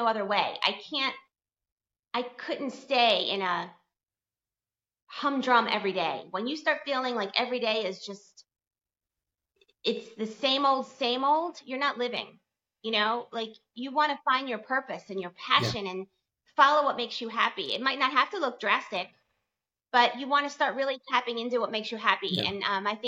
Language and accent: English; Delaware, United States; moved away as an adult; now in Miami, United States; leave my hometown of Delaware and move to Miami